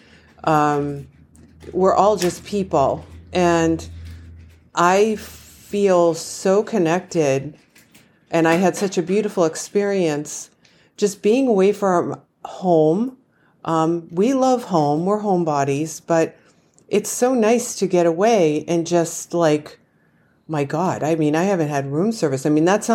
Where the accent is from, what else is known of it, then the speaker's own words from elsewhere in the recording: Massachusetts, United States; I'm from Massachusetts.